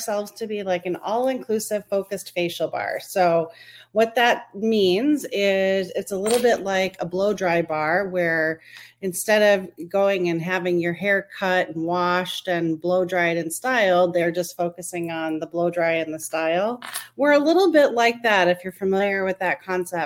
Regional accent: Minneapolis, Minnesota, United States; I'm from the Twin Cities of Minneapolis and St. Paul in Minnesota

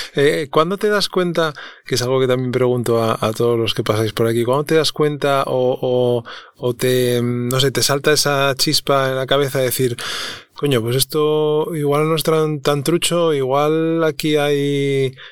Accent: Avilés, Asturias, Spain; yo nací en Avilés también

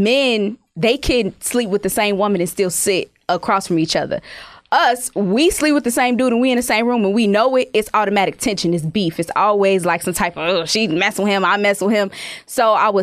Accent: Chicago, Illinois, United States; moved away as an adult; I'm from Chicago

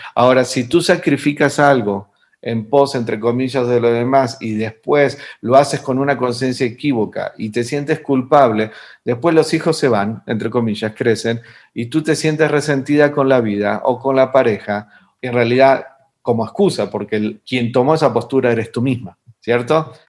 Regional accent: Argentina; moved away; en mi país, eh, en Argentina, de donde vengo, que en realidad ya me fui hace mucho tiempo atrás

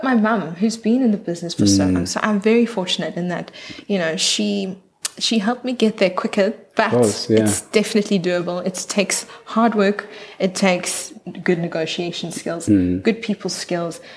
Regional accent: Johannesburg, Gauteng, South Africa; now in Cape Town, South Africa; born in Johannesburg

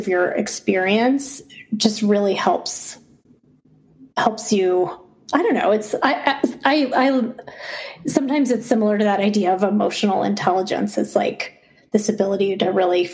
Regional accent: Boulder, Colorado, United States; I grew up in Boulder, Colorado, and I went to college in Boulder

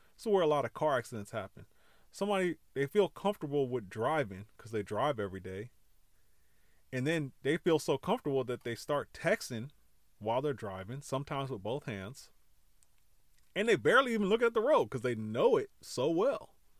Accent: California, United States; I grew up in California

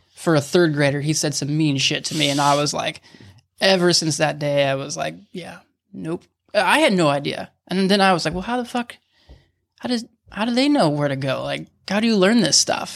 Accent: Huntington Beach, California, United States; growing up in Huntington, like, I, you have no idea as a kid that, like, I, I live eight minutes from Sheep Hills

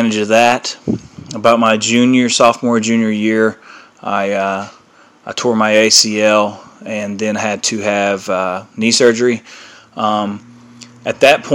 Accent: Ashland, Kentucky, United States; I'm from Ashland, Kentucky

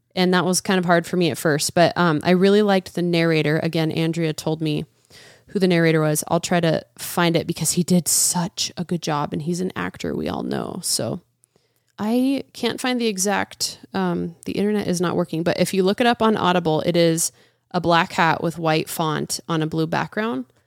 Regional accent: United States; I'm an American

